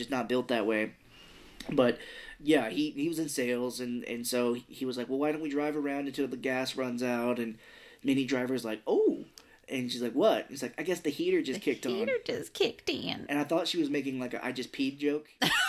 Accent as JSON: {"language": "English", "region": "Missouri", "country": "United States", "said": "We're hicks from Missouri."}